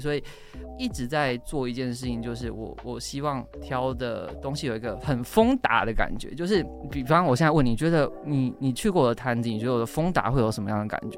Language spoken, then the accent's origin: Chinese; Changhua County, Taiwan; 彰化人，然后我们全家周末去那个台中逢甲夜市好了